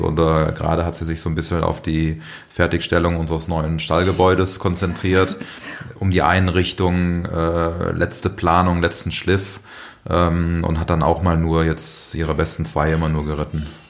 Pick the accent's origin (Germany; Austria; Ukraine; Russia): Germany; Aachen, North Rhine-Westphalia; moved away as an adult; now in Munich, Germany; ich bin ja auch in Aachen geboren, also bin auf dem elterlichen äh, landwirtschaftlichen Betrieb groß geworden.